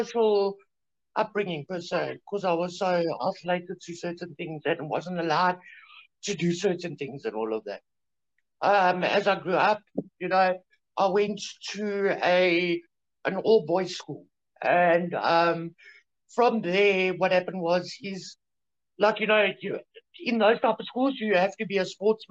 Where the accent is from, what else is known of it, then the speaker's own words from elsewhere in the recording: Germiston, Gauteng, South Africa; I was born in Germiston